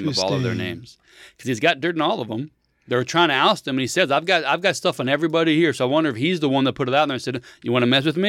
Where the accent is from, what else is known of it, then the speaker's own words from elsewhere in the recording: Cuba; If the government only wants your guns, like I'm from Cuba, this is what happens when the government only has the guns.